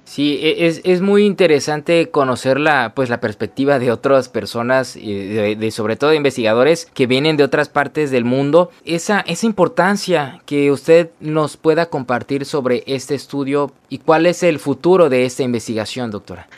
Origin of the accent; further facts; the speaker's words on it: Mexico; como mexicanos